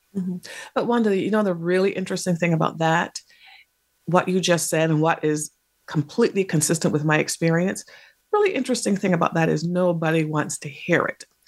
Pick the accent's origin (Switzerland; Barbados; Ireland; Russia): Barbados; also born or lived in England; now in United States; I spent most of my formative years in the Caribbean, which is where my parents had come from, um, and they had met in England. And, in that place was in Barbados.